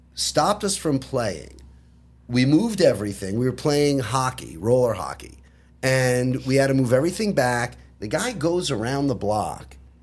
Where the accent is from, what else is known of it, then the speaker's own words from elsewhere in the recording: Long Island, New York, United States; moved away; I grew up on Long Island